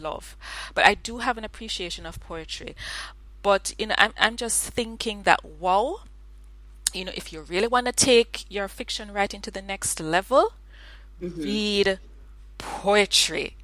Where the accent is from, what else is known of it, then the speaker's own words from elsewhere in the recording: Jamaica; I'm Jamaican